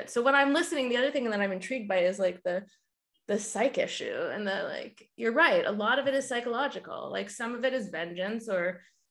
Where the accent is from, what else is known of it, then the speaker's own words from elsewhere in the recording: Florida, United States; I'm from Florida